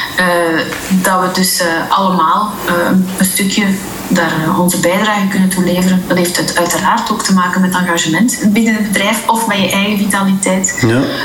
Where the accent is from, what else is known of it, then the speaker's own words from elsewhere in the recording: Belgium; moved away as an adult; now in Dubai, United Arab Emirates; wij zijn Belgen